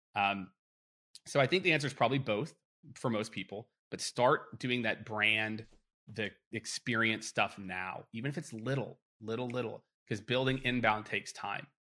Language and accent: English; Midwest, United States; growing up in the Midwest